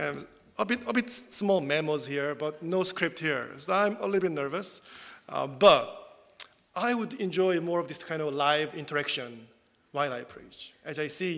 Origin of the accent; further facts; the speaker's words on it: South Korea; first language Korean; English is a second language; moved away as an adult; English is my second language. I'm not confident, actually, but even when I was in South Korea, also, still, I relied a lot on the script, even when I preached in South Korean as well.